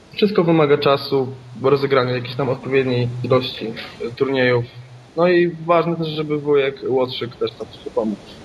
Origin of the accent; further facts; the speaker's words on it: Poland; jestem z Polski